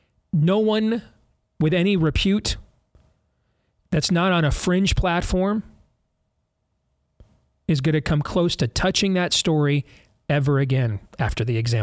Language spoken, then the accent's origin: English; Georgetown, District of Columbia, United States; But, you know, I grew up in Georgetown. My dad was a GOP operative.